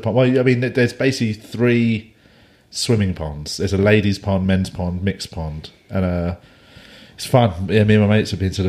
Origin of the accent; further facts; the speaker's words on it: London, United Kingdom; I'm from London.